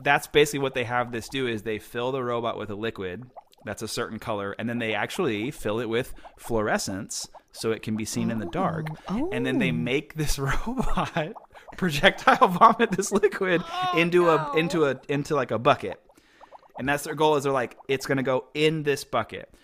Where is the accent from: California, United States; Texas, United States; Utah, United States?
Texas, United States; Houston; I grew up in Houston, or right outside of Houston